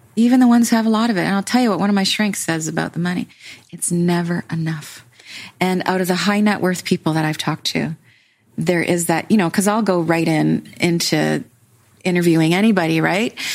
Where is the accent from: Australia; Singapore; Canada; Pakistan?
Canada; I'm Canadian.